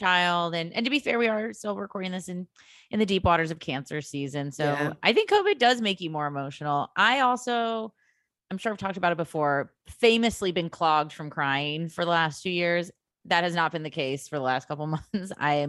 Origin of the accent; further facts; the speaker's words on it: Illinois, United States; in the suburbs of Chicago.